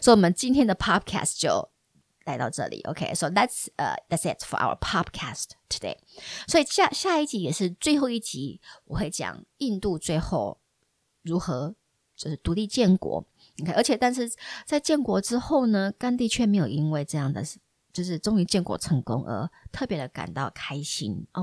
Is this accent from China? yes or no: no; Taiwan; 我们台湾人